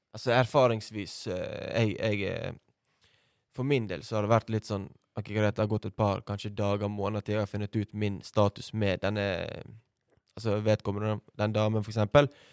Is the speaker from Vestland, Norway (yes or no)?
yes; Bergen, Vestland, Norway; jeg er oppvokst på Valmøra skole